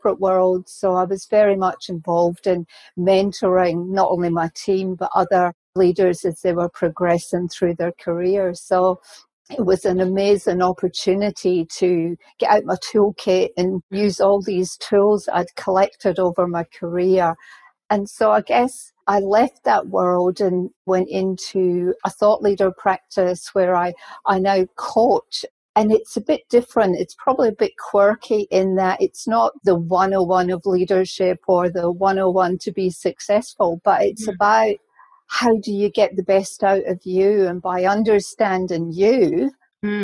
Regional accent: Scotland, United Kingdom; moved away; my career started off as a registered nurse back in Scotland because I'm Scottish

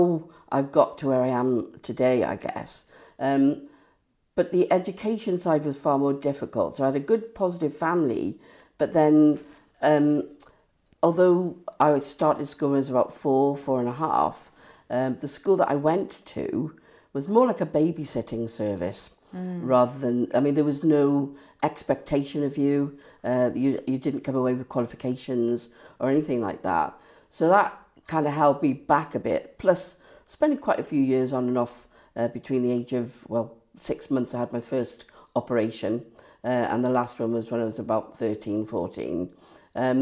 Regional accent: Cardiff, Wales, United Kingdom; I was born in Cardiff, born in Cardiff, to Irish parents

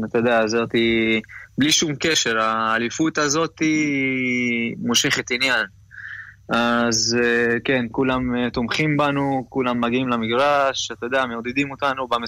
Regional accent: Central District, Israel; also born or lived in Ramat HaSharon; אני גדלתי בישראל, גדלתי בהפועל כפר סבא, ואז עברתי לרמת השרון. סיימתי נוער, לא קיבלתי הזדמנות לשחק בארץ בקבוצה הבוגרת.

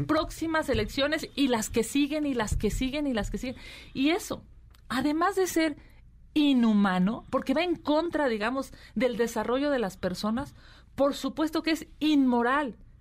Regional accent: Mexico City, Mexico; yo soy eh, de la Ciudad de México

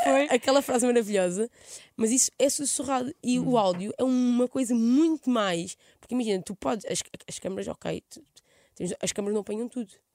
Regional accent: Mação, Santarém District, Portugal; accent: Alentejan-like; moved away as an adult; now in Lisbon, Portugal; eu vivi aos dezoito anos em Maçã, no Pereiro, que é a minha aldeia.

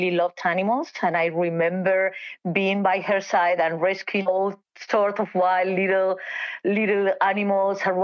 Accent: Spain; moved away; I'm from Spain

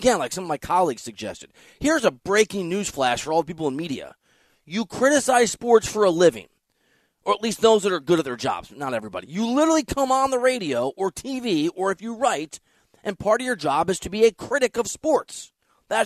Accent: Midwest, United States; I'm from the Midwest. I don't mind the weather.

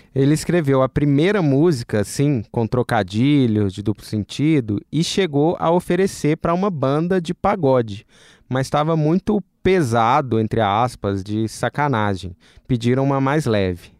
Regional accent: Minas Gerais, Brazil; eu sou mineiro

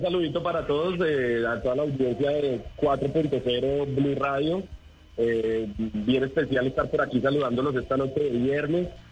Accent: Villavicencio, Meta, Colombia; es mi región, yo soy allá de Villavicencio

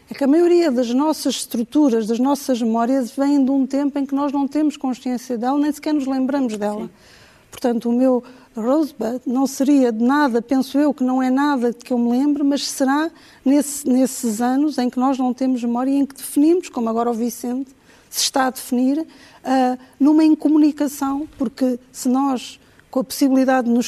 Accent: Angola; pessoas com Uh, experiências uh, disruptoras, como por exemplo o meu caso, que vim de Angola, que tive acidentes, etc., marcam sempre um antes e um depois.

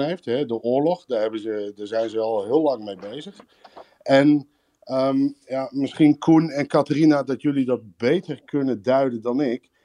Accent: Netherlands; moved away as an adult; now in Riga, Latvia; ik eh, woon en werk eh, zelf in Riga als Nederlander

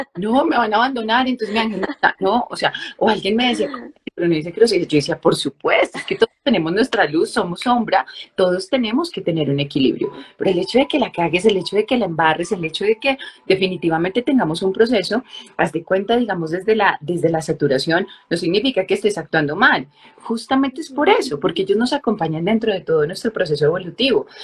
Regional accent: Colombia

